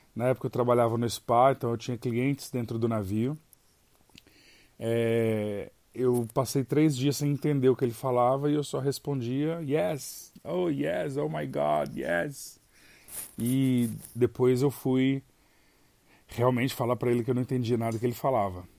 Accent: Brazil; moved away as an adult

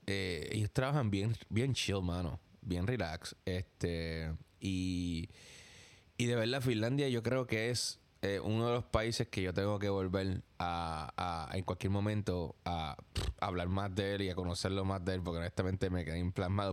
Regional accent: Puerto Rico; now in New York, United States; yo soy de Puerto Rico

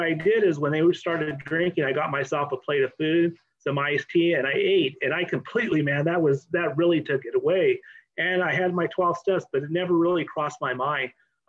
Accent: Oxnard, California, United States; I'm an alcoholic from Oxnard

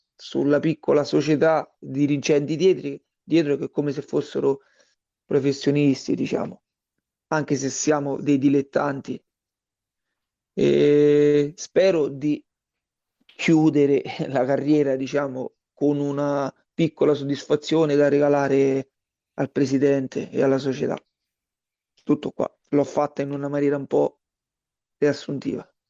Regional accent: Frosinone, Lazio, Italy; moved away as an adult; now in Tivoli, Italy; io sono originario di Frosinone e sono circa mh, mm, dieci anni che sono qui a Tivoli

